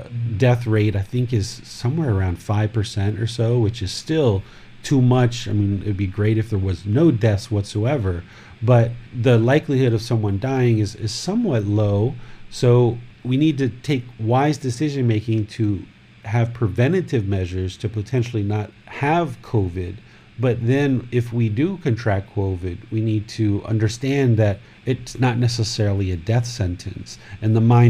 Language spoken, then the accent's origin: English; United States; now in Thailand; growing up in America